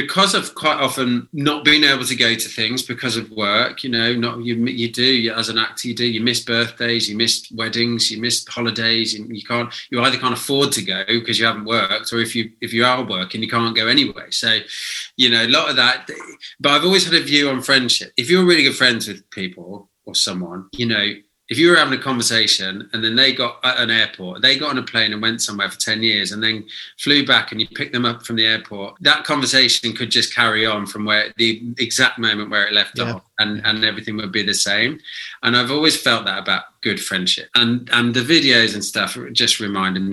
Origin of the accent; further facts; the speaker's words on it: United Kingdom; certainly us as British people